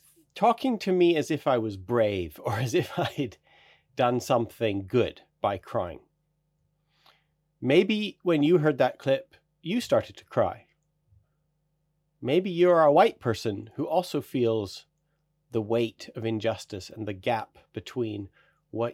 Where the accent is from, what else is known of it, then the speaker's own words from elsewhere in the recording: Canada; I grew up on Blackfoot territory.